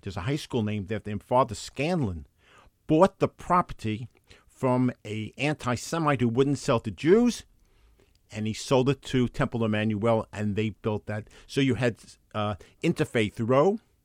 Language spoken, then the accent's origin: English; New York City, New York, United States; I grew up in Park Chester. I lived there for twenty-five years, from nineteen forty-nine to nineteen seventy-four.